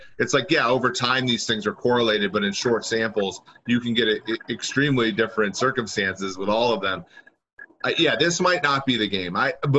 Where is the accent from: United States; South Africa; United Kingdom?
United States; Minnesota; I'm from Minnesota.